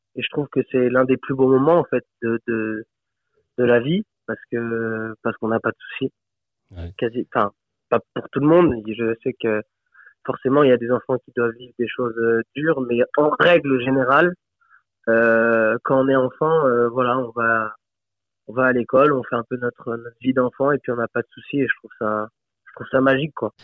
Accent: Fréjus, Provence-Alpes-Côte d'Azur, France; je suis originaire du sud de la France, euh, à la base de Fréjus-Saint-Raphaël

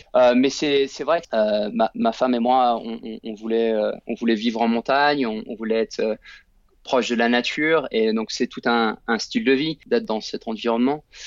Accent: France; moved away as an adult; also born or lived in United States; j'ai grandi en France

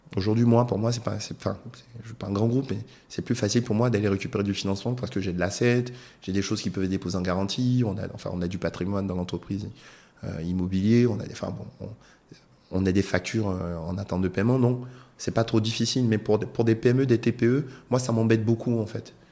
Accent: Côte d’Ivoire; moved away; je suis un Ivoirien, je rentre dans mon pays

